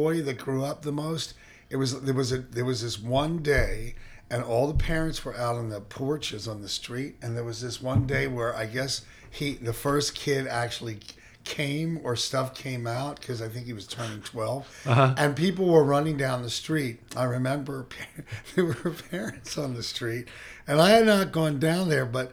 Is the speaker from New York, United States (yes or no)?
no; Philadelphia, Pennsylvania, United States; now in San Francisco, United States; I grew up in Philly, and it was right outside of Philly